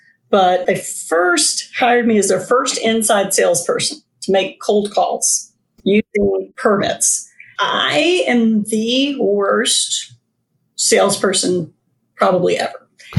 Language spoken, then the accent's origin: English; Louisiana, United States; born there; I was born in South Louisiana, even though we moved around a lot after that.